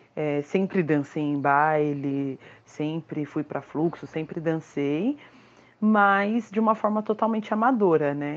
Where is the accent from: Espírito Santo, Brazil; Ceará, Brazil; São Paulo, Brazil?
São Paulo, Brazil; eu sou nascida e criada no Itaim Paulista, zona leste de São Paulo